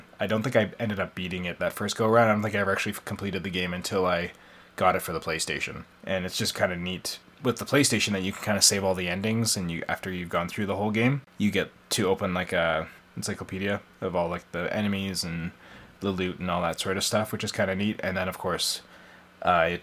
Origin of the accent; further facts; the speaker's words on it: Canada; our home and native land